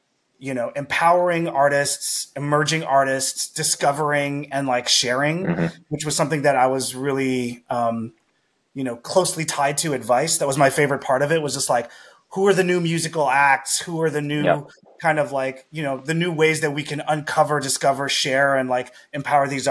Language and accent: English; Montreal, Quebec, Canada; I'm from Montreal, very culture heavy city